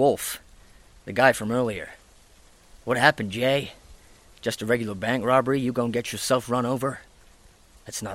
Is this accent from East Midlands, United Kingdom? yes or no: yes; Nottingham, East Midlands, United Kingdom; I'm originally from Nottingham. I went to school here, primary school, secondary school